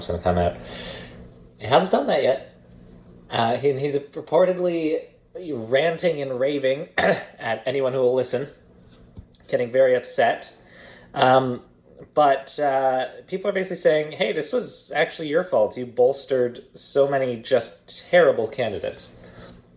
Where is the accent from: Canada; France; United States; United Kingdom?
Canada; also born or lived in Edmonton; I'm from Canada, too